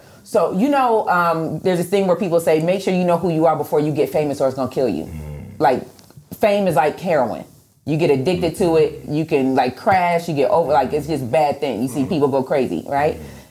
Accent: Rochester, New York, United States; I'm from Rochester, New York, so it's a lot of snow. Mm-hmm. And when I was 10, I put together a team. I had a snow shoveling business

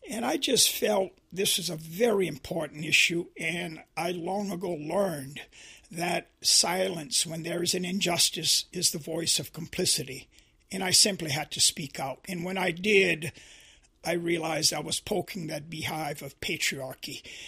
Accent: Louisiana, United States; But John, helping me to see this sin of sexism really was growing up in Louisiana and experiencing, you know, the immorality of racism.

